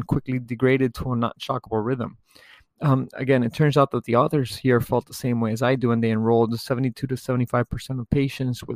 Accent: United States; being an American

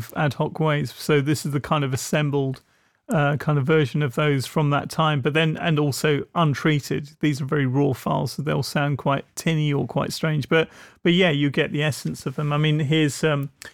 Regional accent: England, United Kingdom; Growing up in England

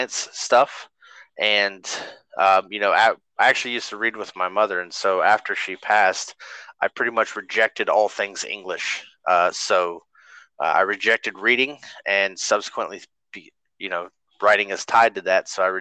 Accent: North Carolina, United States; also born or lived in Arkansas; I was born in Arkansas, but we moved to North Carolina when I was 1

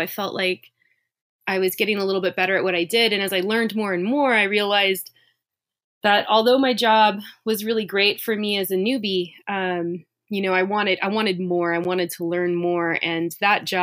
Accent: California, United States; moved away; also born or lived in Portland / Oakland; I'm from California

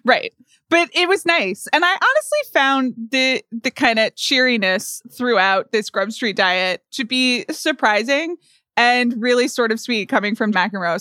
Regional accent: United States; an American

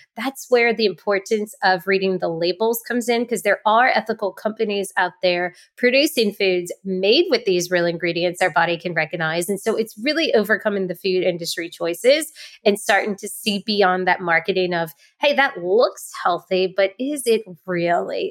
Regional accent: New Orleans, Louisiana, United States; Southern Girl here, New Orleans

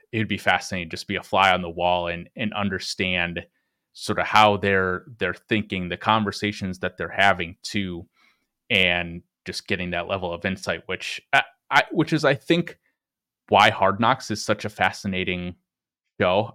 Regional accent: Green Bay, Wisconsin, United States; I grew up in Green Bay, Wisconsin

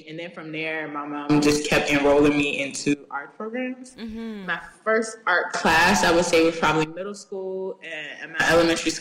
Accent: Richmond, Virginia, United States; moved away as an adult; now in New York, United States; I'm actually born and raised in Richmond, Virginia

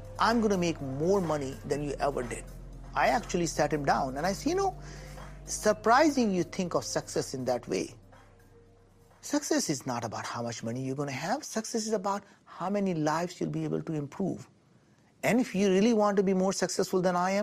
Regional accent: India; moved away; I grew up in India, and we were very, very poor

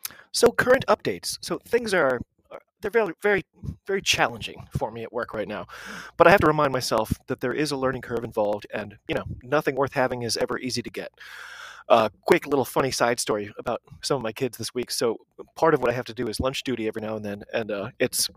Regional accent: United States; I'm an American rugby fan

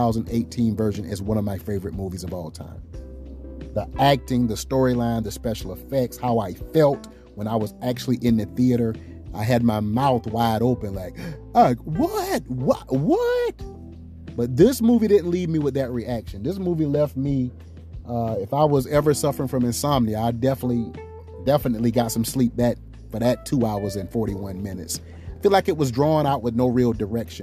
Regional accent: United States; we as African American people

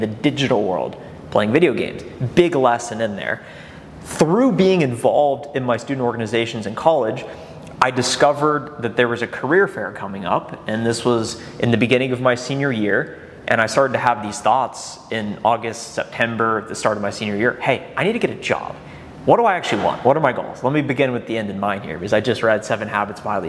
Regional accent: Columbus, Ohio, United States; also born or lived in Athens, Ohio; And I grew up in Columbus

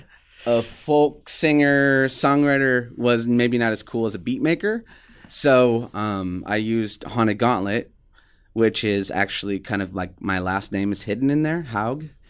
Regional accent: Des Moines, Iowa, United States; now in Omaha, United States; I was born in Omaha, Nebraska, went to school in Des Moines, Iowa.

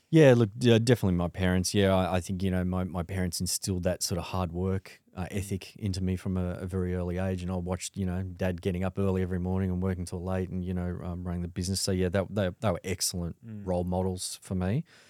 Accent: Sydney, New South Wales, Australia; born and bred in Sydney uh, in the mid 70s

